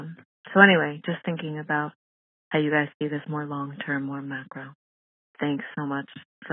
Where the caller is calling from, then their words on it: New York, United States; I'm calling from New York.